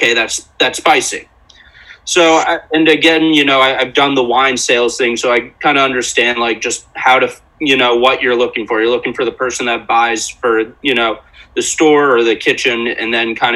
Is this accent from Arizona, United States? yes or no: no; Westchester, New York, United States; moved away as an adult; also born or lived in Ithaca, New York; now in Asheville, United States; I grew up in Westchester, went to college in upstate New York in Ithaca, and then lived in the city for the past 7 years